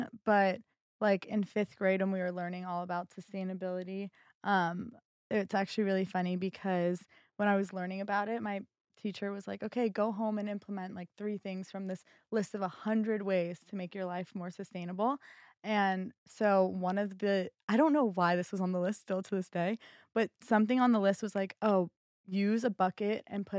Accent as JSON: {"language": "English", "town": "Boca Raton", "region": "Florida", "country": "United States", "moved": "as an adult", "lives_now": "Los Angeles, United States", "said": "I'm from Boca Raton, Florida"}